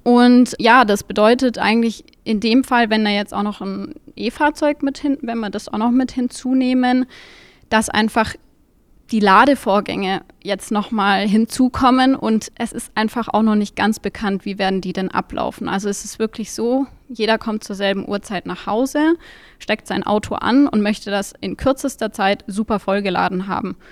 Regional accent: Munich, Bavaria, Germany; ich komme aus München

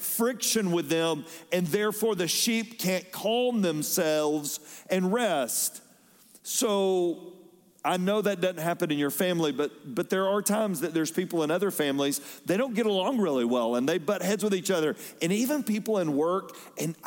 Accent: Fayetteville, Georgia, United States; when I was growing up in Fayetteville, Georgia, we were out in the country a little bit

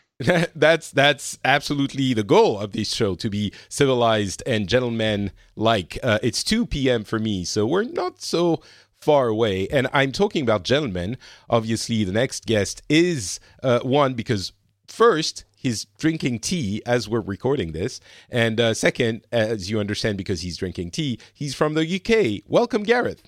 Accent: France; now in Finland; I'm currently in Finland, but I'm originally from France

